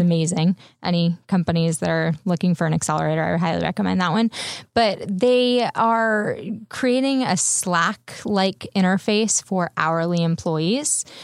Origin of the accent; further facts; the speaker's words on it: San Diego, California, United States; also born or lived in Bay Area; now in Los Angeles, United States; I'm originally from San Diego